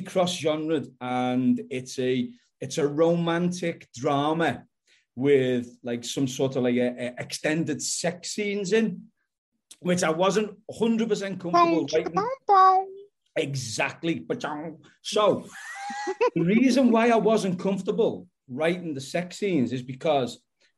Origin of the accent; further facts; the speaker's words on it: Bootle, North West England, United Kingdom; accent: Liverpool; I come from a place called Bootle.